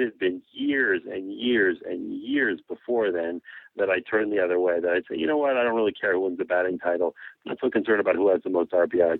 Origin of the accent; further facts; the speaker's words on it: Montreal, Quebec, Canada; I grew up in Montreal